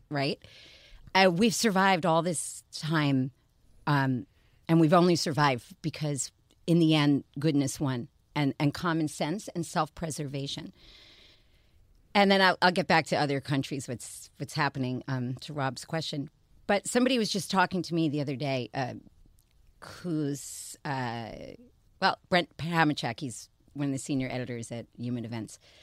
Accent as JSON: {"language": "English", "region": "New York", "country": "United States", "said": "I'm from New York"}